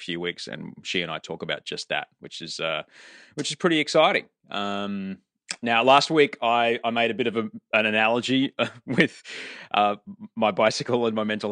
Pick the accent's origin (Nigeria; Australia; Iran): Australia; now in California, United States; I'm Australian.